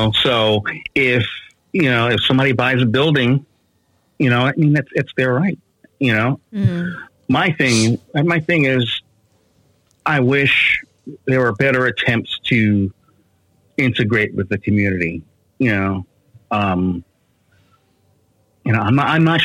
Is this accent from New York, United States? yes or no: yes; New York City, New York, United States; moved away; also born or lived in Brooklyn / Beacon, New York; I grew up on the Upper West Side of Manhattan.